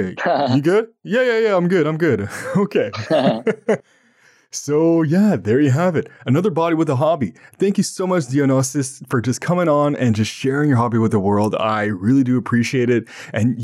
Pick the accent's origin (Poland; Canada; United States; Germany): Canada; Ottawa, Ontario; I'm from Canada and from Ottawa, Ontario, the national capital of Canada